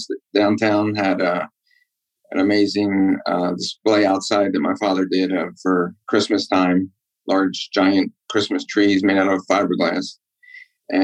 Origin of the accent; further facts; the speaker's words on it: Pikesville, Maryland, United States; I grew up in Baltimore County, in Pikesville